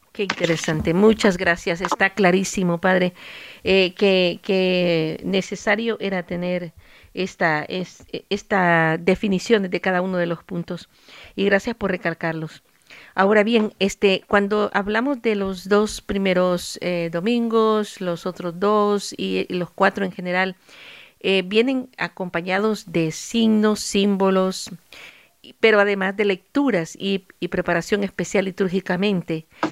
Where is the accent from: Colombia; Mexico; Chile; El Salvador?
El Salvador; moved away; allá en mi país, El Salvador